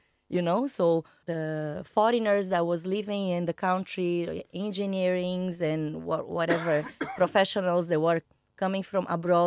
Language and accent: English; Bahia, Brazil; moved away as an adult; also born or lived in Yemen; I'm from Bahia, a different city